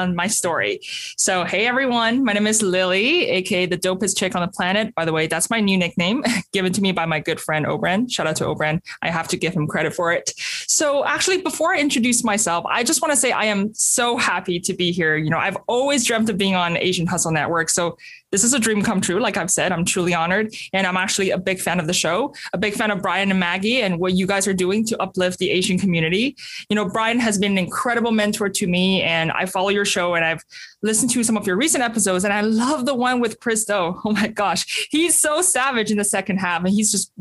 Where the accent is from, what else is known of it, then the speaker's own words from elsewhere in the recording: Beijing, China; I was born in 1993 in Beijing, the bustling capital city of China. And I actually grew up during a period of rapid urbanization